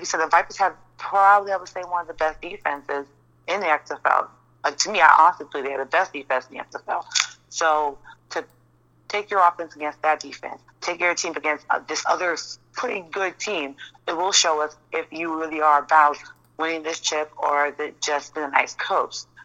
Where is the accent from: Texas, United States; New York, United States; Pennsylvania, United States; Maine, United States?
New York, United States; I'm from New York.